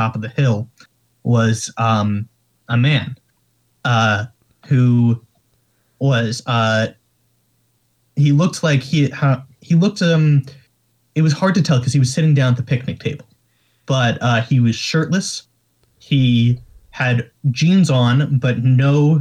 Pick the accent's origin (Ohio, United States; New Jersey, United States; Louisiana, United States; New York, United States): New York, United States; New York area, United States; we're from the New York area